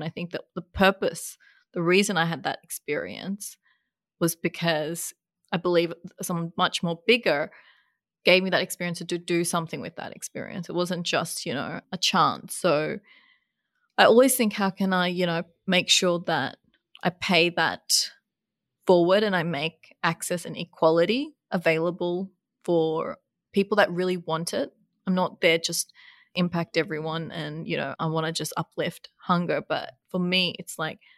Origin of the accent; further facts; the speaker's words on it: Bangladesh; moved away; I was born in Bangladesh, a third world country